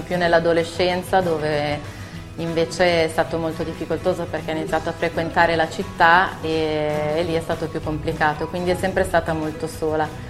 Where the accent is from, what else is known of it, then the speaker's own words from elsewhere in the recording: Rome, Lazio, Italy; also born or lived in Syria; Io sono nata in Siria e a tre anni sono arrivata qua a Roma.